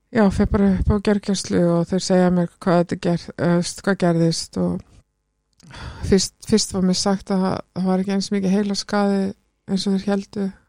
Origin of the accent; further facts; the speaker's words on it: Iceland; also born or lived in London, United Kingdom; við sem Íslendingar